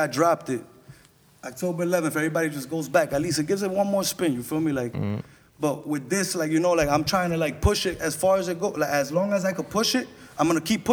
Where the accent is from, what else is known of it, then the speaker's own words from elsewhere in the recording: New York City, New York, United States; first language English; I'm from Corona